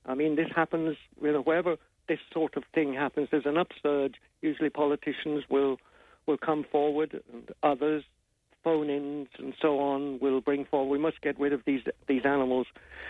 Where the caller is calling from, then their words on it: London, United Kingdom; I'm actually based in London. I'm calling you from London at the moment.